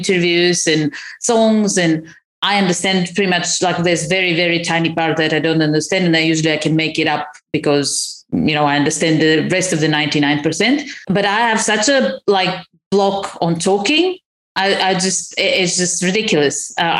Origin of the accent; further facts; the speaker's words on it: Crimea, Ukraine; moved away; where are you from? I'm like, Crimea.